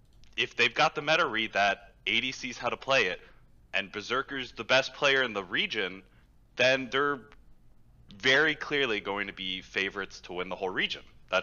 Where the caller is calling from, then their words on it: Houston, Texas, United States; Houston, Texas.